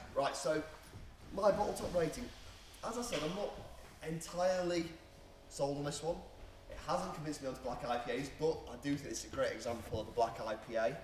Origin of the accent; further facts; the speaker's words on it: Leek, West Midlands, United Kingdom; I grew up in Leek, which is just across the border in Staffordshire.